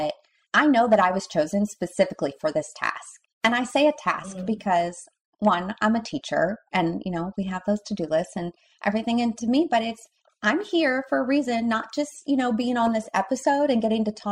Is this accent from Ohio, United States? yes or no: yes; Cleveland, Ohio, United States; moved away; I'm from Cleveland, Ohio originally